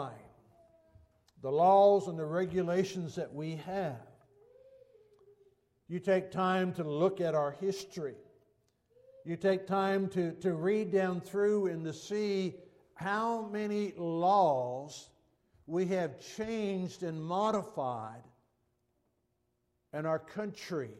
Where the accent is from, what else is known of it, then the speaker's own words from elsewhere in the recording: United States; as an American